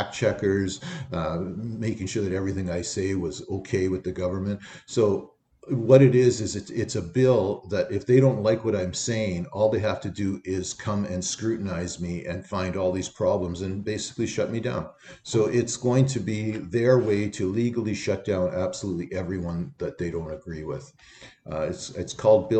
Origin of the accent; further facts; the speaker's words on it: Canada; as a Canadian citizen